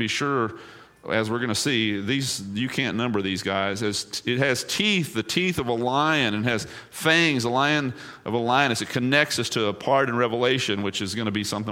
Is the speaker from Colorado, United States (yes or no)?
no; East Texas, United States; I grew up in East Texas